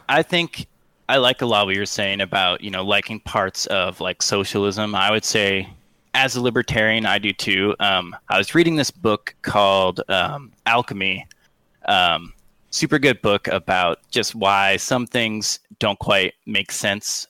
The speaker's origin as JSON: {"language": "English", "town": "Sitka", "region": "Alaska", "country": "United States", "tie": "born or raised there", "said": "I grew up in Sitka, Alaska"}